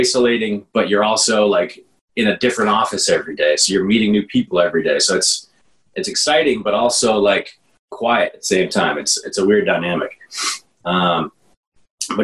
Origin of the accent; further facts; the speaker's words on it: Plymouth, Massachusetts, United States; now in Dorchester, Boston, United States; I grew up in Plymouth and commuted to BC High for 4 years